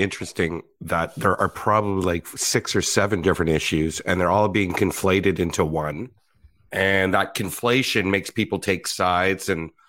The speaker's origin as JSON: {"language": "English", "town": "Ottawa", "region": "Ontario", "country": "Canada", "said": "I'm from Ottawa."}